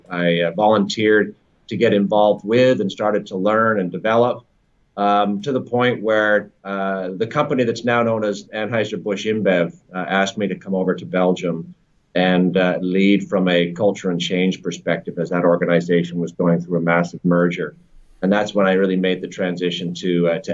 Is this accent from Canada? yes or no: yes; Canada; moved away as an adult; also born or lived in Toronto / Europe; now in London, United Kingdom; I'm a Canadian living in London. I've been in the UK for almost 10 years, in Europe for the better part of 15